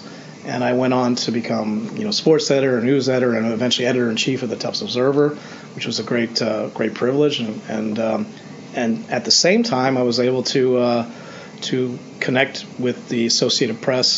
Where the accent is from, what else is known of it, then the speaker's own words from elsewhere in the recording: Washington, District of Columbia, United States; getting prepared to go to Wembley Stadium this weekend for the third game in London this year to watch my hometown team, the Washington Redskins, play the Cincinnati Bengals.